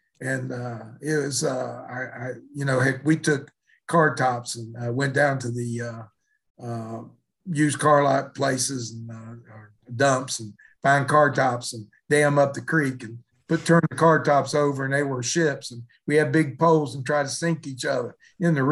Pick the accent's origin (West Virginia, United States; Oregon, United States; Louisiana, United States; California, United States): West Virginia, United States; Mullins; growing up in West Virginia, I wouldn't trade it for the world